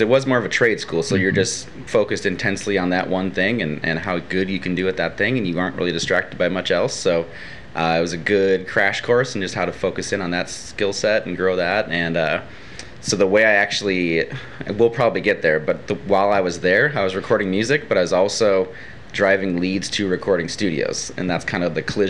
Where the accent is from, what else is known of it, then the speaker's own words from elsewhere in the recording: Rochester, Minnesota, United States; moved away; I'm from southern Minnesota, a town called Rochester. It's, most people know it as the hometown of the Mayo Clinic, so that's what the town's built around. A lot of doctors, a lot of nurses, and then everybody else that supports that.